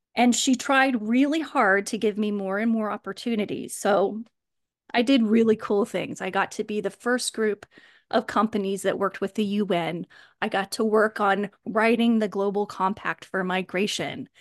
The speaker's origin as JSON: {"language": "English", "region": "Kansas", "country": "United States", "tie": "born or raised there", "said": "I actually grew up in Kansas"}